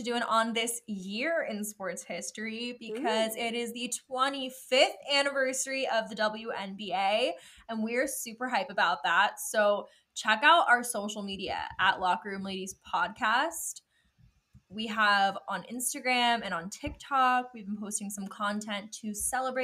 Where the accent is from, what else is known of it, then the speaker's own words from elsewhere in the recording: Pittsburgh, Pennsylvania, United States; I grew up in Pittsburgh where the accent is very confusing.